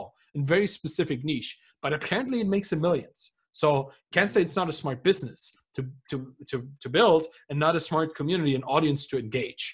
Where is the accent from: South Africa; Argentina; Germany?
Germany; I come from Germany. Like, we have 40,000 different beers in this country.